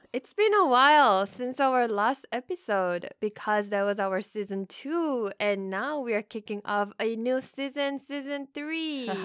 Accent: South Korea; first language Korean; English is a second language; moved away as an adult; now in United States; I'm from Korea. I moved to the States about ten years ago

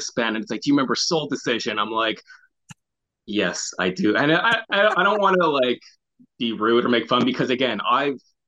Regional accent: Montreal, Quebec, Canada; moved away as an adult; now in Toronto, Canada; born and raised in Montreal, but I've lived in Toronto for the last 7 years

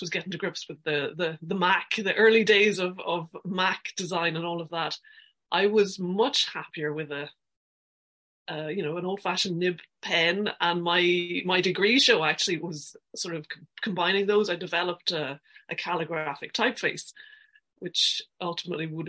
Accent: Aberdeen, Scotland, United Kingdom; moved away as an adult; also born or lived in between Glasgow and Stirling, Scotland; now in Ireland; I'm originally from Aberdeen on the east coast of Scotland. My high school years were not far from Glasgow, kind of between Glasgow and Stirling

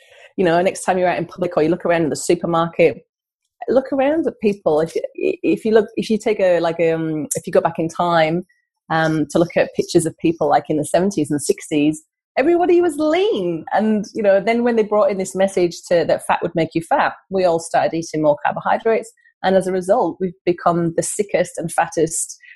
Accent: North East England, United Kingdom; now in Australia; as you can tell from my accent, I'm not Australian. I've come from the northeast of England

